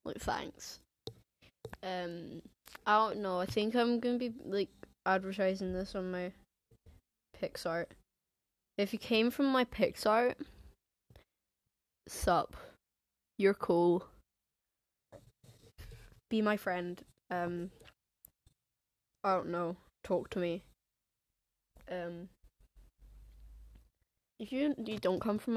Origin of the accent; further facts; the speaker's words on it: England, United Kingdom; accent: English; first language English; now in Scotland, United Kingdom; I have, like, an English accent